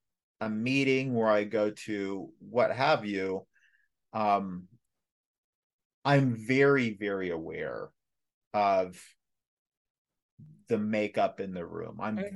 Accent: Los Angeles, California, United States; being born and raised in Los Angeles in the late 80s and 90s, living in a Black community, living through the Los Angeles riots

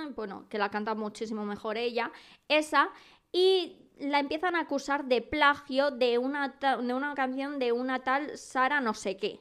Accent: Madrid, Community of Madrid, Spain; nunca tan orgullosa de ser madrileña

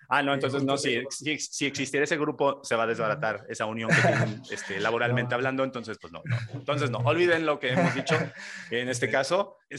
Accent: Mexico

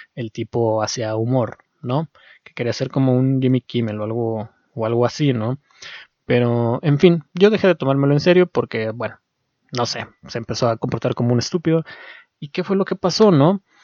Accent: Mexico; y yo siendo mexicano

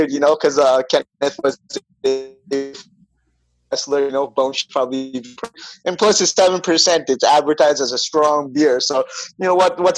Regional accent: Toronto, Ontario, Canada; I'm from Toronto, so we went to the LCBO

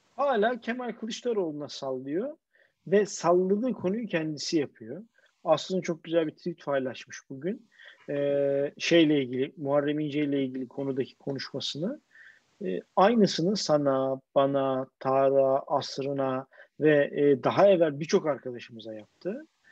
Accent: Istanbul, Turkey; ben Bakırköylüyüm

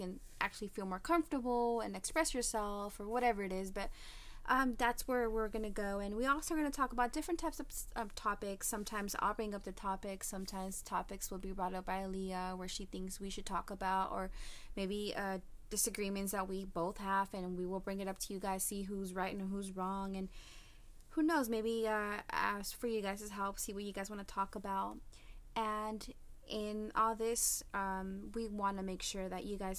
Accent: United States; my parents are from Mexico. I was born and raised in the United States. I do speak Spanish, so if you hear me with a little accent, I don't know why

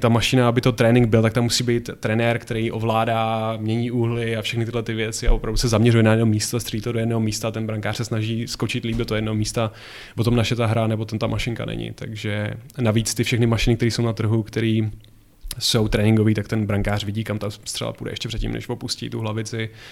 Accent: Plzeň, Plzeň Region, Czechia; já jsem chodil na stejnou základku jako on v Plzni na fotbalovou

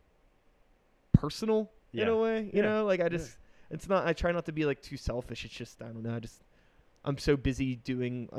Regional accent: Wilkinsburg, Pennsylvania, United States; I grew up in Wilkinsburg.

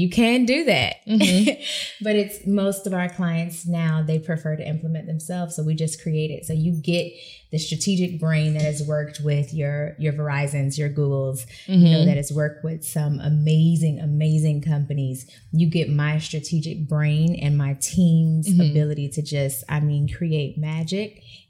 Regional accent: Sarasota, Florida, United States; Listen, Sarasota, Florida.

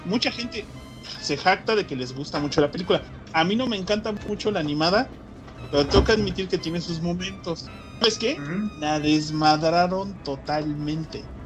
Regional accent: Mexico; siendo mexicano

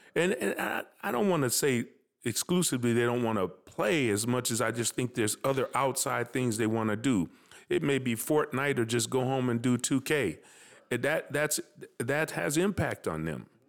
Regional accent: Minneapolis, Minnesota, United States; I'm proud that I'm from North Minneapolis

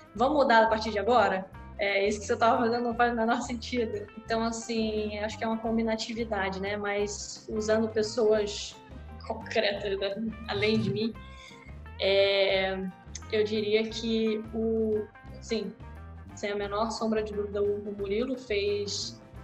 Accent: Rio de Janeiro, Brazil; eu nasci, sou carioca da gema, né? Nasci no Rio de Janeiro, em Copacabana, plena Copacabana, e morei boa parte da minha vida nesse bairro

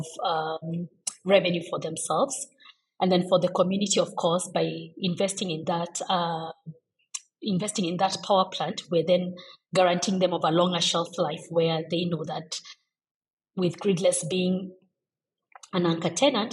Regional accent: Kenya; being Kenyan

